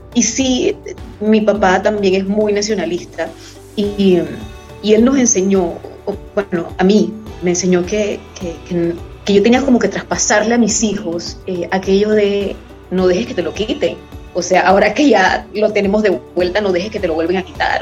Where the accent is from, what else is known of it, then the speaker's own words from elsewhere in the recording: Chitré, Herrera, Panama; Va por ese chitré que me vio nacer.